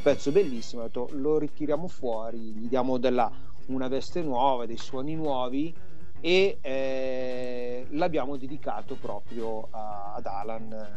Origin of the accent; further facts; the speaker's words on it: Biella, Piedmont, Italy; sono di Biella questo paesino quasi alle porte di Torino